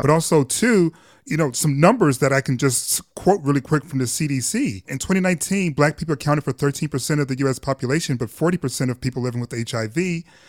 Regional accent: Detroit, Michigan, United States; we're both from Detroit. I'm from the East Side, Mack and Van Dyke

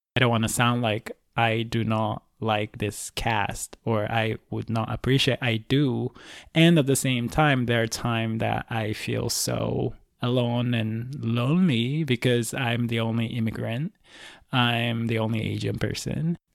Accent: Osaka, Japan; moved away; I'm from Osaka, Japan originally

